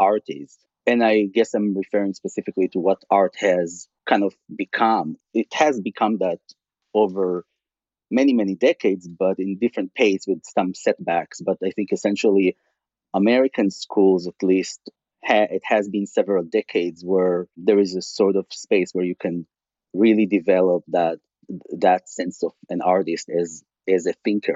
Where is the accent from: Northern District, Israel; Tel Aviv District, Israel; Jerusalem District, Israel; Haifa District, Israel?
Tel Aviv District, Israel; Tel Aviv; English is a second language; moved away as an adult; also born or lived in California; I grew up in Israel